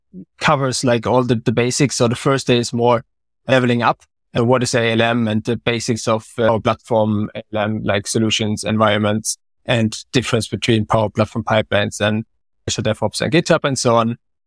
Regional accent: Germany; English is a second language; moved away as an adult; now in Sweden; So I'm from Germany and moved to Sweden 6 years ago, around about.

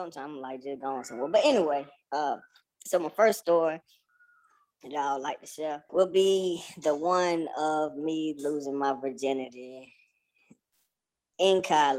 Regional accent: Douglasville, Georgia, United States; I'm coming from Douglasville, Georgia

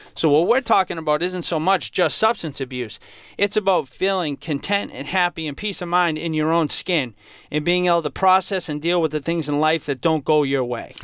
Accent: Franklin, United States; growing up in Franklin, I for most of my life, I, I felt like I came from a, a, happy, healthy home.

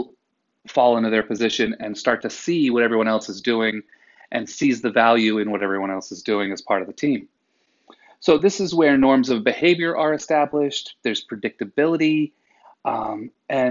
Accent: New England, United States; I'm from New England

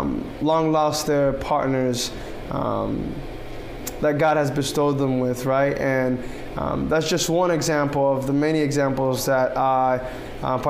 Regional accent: Miami, Florida, United States; moved away as an adult; now in Huntington, United States; I am Haitian French American, and I'm from Miami, Florida

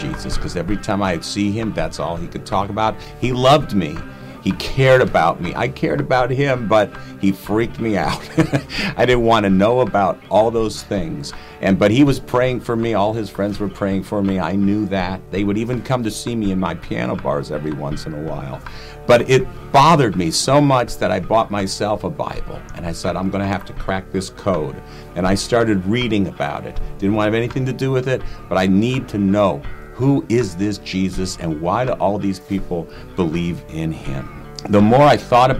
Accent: Cleveland, Ohio, United States; moved away; the prayer I had learned when I was a little kid growing up in Cleveland

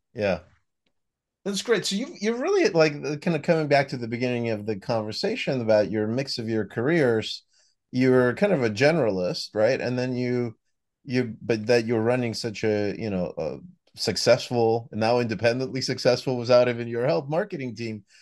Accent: United States; accent: American; the U S, as you could hear from my accent, one that's near and dear to my heart

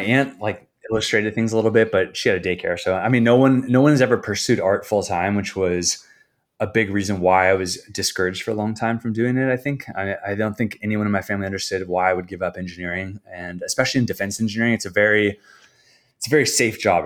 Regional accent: San Diego, California, United States; now in San Clemente, United States; I grew up in San Diego

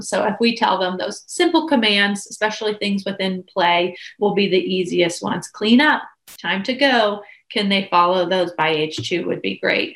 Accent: Pittsburgh, Pennsylvania, United States; moved away as an adult; now in Blacksburg, United States; I am originally from Pennsylvania, Pittsburgh area, but have relocated down here to go to school and then just stayed

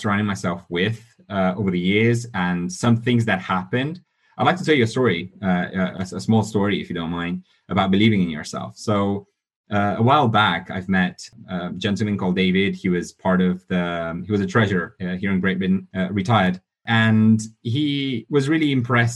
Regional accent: Italy; also born or lived in Romania; now in London, United Kingdom; I was born in Romania, grew up in Italy, been living in London for the last few years.

